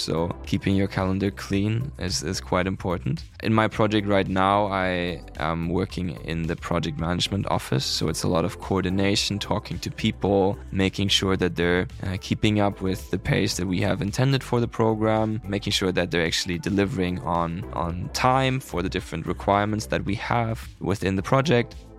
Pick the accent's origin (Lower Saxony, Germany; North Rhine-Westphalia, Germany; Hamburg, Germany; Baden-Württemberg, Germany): Hamburg, Germany; moved away as an adult; also born or lived in Lund, Sweden; now in Sweden; I'm from Hamburg. I was born and raised there